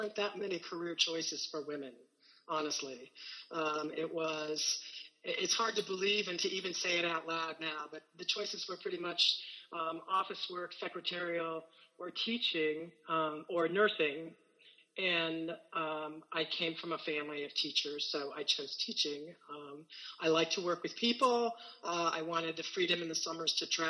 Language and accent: English; Indiana, United States; I am originally from Indiana. I have very deep roots in Indiana, actually. On both sides of my family, we've been here since the 1830s. So I am a Hoosier, born and bred